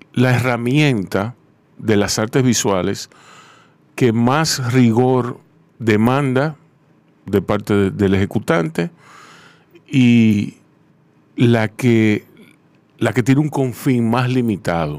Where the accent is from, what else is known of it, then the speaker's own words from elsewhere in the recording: Santo Domingo, Distrito Nacional, Dominican Republic; yo me crié ahí en Ciudad Nueva